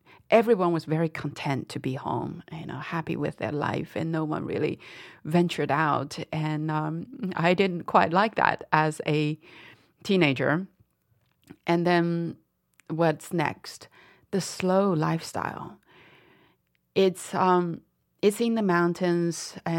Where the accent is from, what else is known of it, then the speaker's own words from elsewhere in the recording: Dali, Yunnan, China; moved away; What a wacky way to see my hometown, I thought.